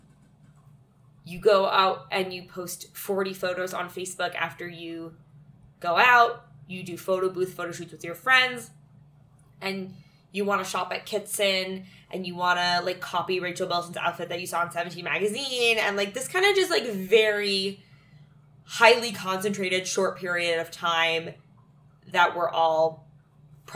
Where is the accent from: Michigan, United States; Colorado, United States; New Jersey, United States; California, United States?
California, United States; Calabasas; my hometown, Calabasas, California